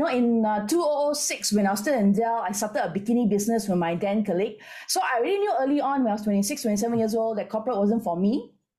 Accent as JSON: {"language": "English", "country": "Malaysia", "also_born_or_lived": "Singapore", "lives_now": "Penang, Malaysia", "said": "I'm Malaysian. I lived in Singapore for 13 years."}